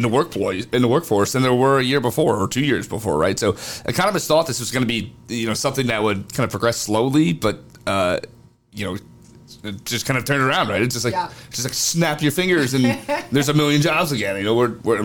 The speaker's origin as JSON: {"language": "English", "region": "Northeast", "country": "United States", "said": "I'm from the Northeast."}